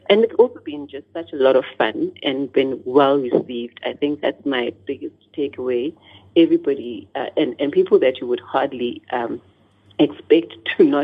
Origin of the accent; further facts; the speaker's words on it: South Africa; first language Xhosa; English is a second language; And so the isiXhosa just is the place where I've decided to start because it's my